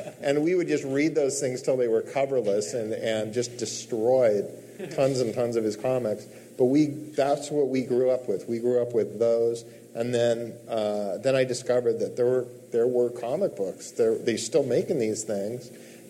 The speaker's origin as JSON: {"language": "English", "town": "Mendocino", "region": "California", "country": "United States", "tie": "born or raised there", "said": "Mendocino, California. Okay. So mostly, we moved around a lot."}